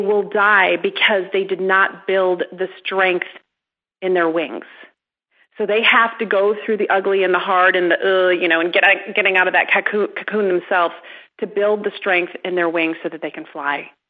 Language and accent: English; Midwest, United States; I'm from the Midwest. I was raised with that good work ethic